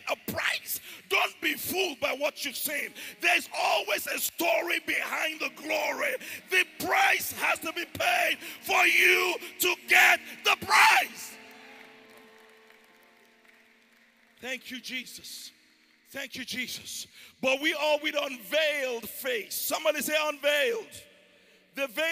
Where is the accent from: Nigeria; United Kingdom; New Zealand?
Nigeria; Ijebu, Ogun State; now in Houston, United States; I'm from Ijebu in Nigeria